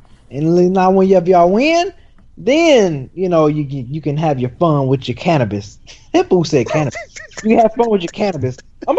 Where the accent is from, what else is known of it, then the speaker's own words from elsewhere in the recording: Northern California, United States; I'm from Northern California.